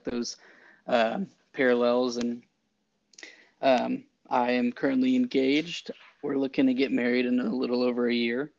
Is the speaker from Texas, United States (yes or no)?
yes; Round Rock, Texas, United States; I'm from Round Rock, Texas.